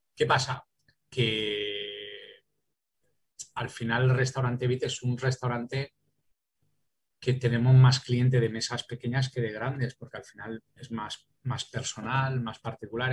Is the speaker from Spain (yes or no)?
yes; Valencian Community, Spain; also born or lived in Paris, France / Calpe; en mi, ciudad, en mi, tierra y que en este caso soy valenciano